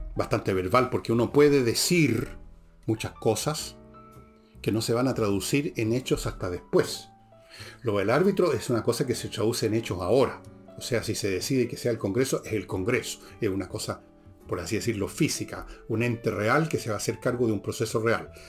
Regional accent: Chile; Soy chileno

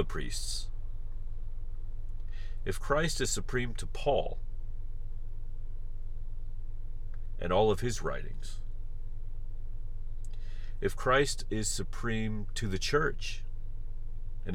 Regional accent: the heartland of America, Midwest, United States; I was raised in the heartland of America

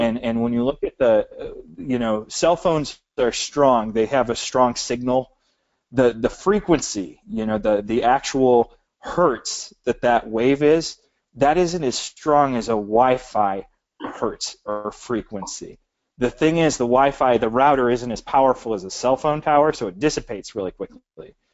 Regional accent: Michigan, United States; we're from Michigan.

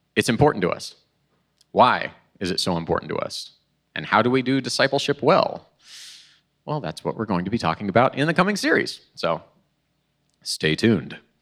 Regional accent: Oklahoma, United States; moved away as an adult; now in Illinois, United States; I'm originally from Oklahoma.

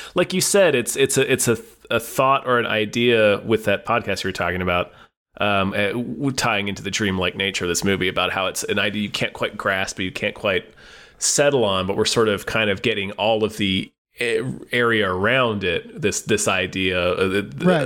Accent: Hampton Roads, Virginia, United States; where I grew up in Hampton Roads, we have Mount Trashmore

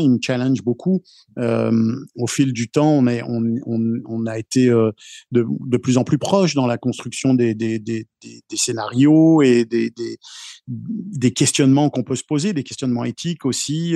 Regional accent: France; moved away; je viens de France aussi

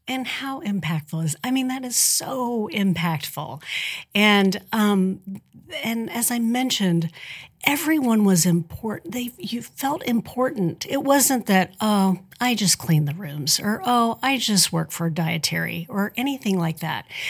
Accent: Spencer County, Indiana, United States; also born or lived in Robinson, Illinois / Evansville, Indiana; I grew up in Spencer County, so I am a tri-state native. Although I went to high school over in Robinson, Illinois

